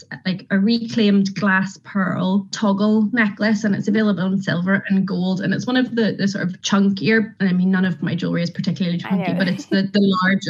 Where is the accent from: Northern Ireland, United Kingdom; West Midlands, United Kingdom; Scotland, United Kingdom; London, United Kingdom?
Northern Ireland, United Kingdom; Carrickfergus; moved away as an adult; also born or lived in Sardinia; I am from Carrick, born and bred, but I have spent nearly 20 years of my life around the world.